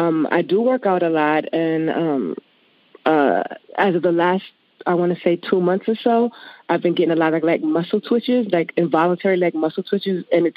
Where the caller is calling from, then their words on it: Harlem, New York, United States; New York.